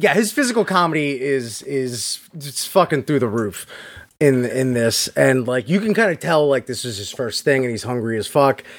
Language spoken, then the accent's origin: English; Hollywood, Florida, United States; my hometown of Hollywood Beach, Florida.